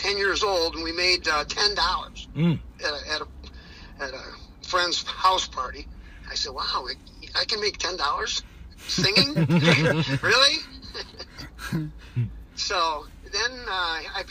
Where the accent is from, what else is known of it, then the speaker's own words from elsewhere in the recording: Pontiac, Michigan, United States; I grew up in Pontiac, Michigan